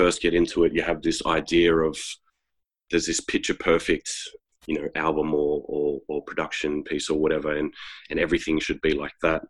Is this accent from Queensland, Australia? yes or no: no; Queanbeyan, New South Wales, Australia; now in Canberra, Australia; growing up in Queanbeyan and going through the ranks